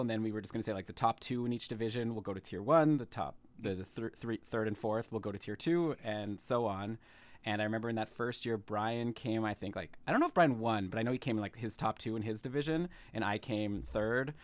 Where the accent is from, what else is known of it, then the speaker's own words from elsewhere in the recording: Ottawa, Ontario, Canada; moved away as an adult; now in Toronto, Canada; I was born in Ottawa, and I'm currently live in Toronto